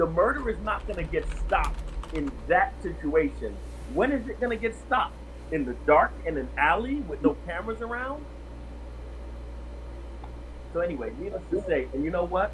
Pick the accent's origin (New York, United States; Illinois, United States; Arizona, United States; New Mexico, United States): New York, United States; New York City; moved away as an adult; also born or lived in Jacksonville, North Carolina / Greensboro, North Carolina; I'm originally from New York City